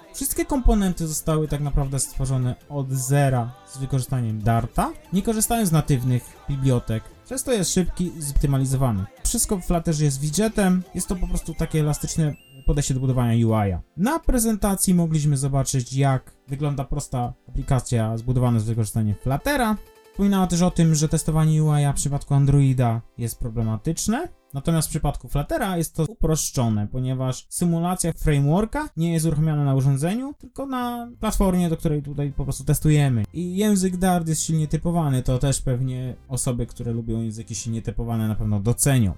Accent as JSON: {"language": "Polish", "region": "eastern Poland", "country": "Poland", "said": "jestem ze wschodu"}